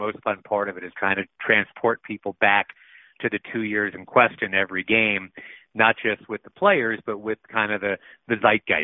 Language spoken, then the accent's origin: English; Rochester, New York, United States; also born or lived in Atlanta / Boston; I tell people I'm from Rochester. That's where I went to middle school and high school